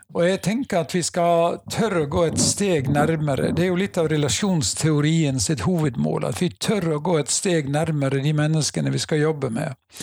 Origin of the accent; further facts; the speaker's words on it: Nordhordland, Vestland, Norway; Jeg er fra Nordhordland. Uh, bor på Seim i Alver kommune.